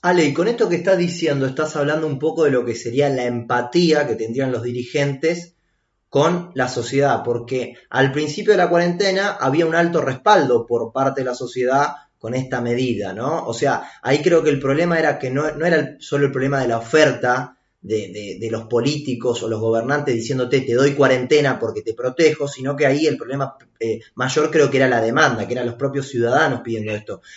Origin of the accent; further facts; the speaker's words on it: Argentina; somos todos los argentinos